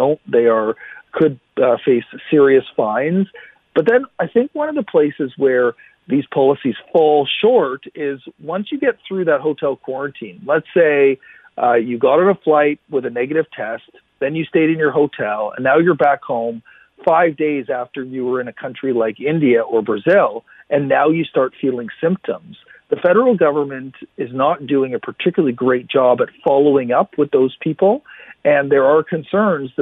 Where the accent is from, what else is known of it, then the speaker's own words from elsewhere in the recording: Ottawa, Ontario, Canada; now in British Columbia, Canada; I grew up in Ontario, I grew up in Ottawa